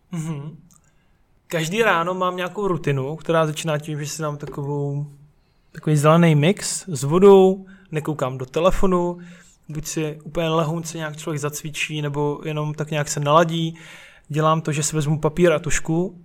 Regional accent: Brno, South Moravian Region, Czechia; jinak su, su z Brna

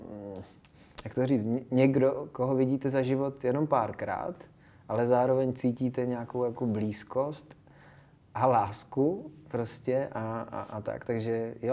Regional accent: Czechia; first language Japanese; myslím, že ne, že jsem, že jsem docela jako Čech a Eh, že jsem vlastně úplně Čech, takže jestli, tak možná vizuálně, možná trošku jsem jako po mamce

